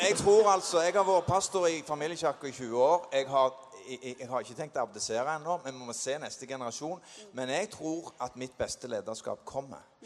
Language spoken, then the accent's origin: Norwegian; Sandnes, Rogaland, Norway; Jeg vokste opp på Klippen på Sandnes, og vi var unge gutter på 13-14 år.